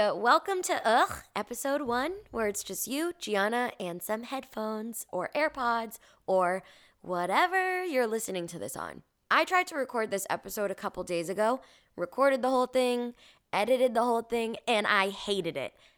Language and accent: English; Revere, Massachusetts, United States; moved away; I was born and raised in Boston, specifically Revere, Massachusetts, which is a little city a couple minutes outside of Boston.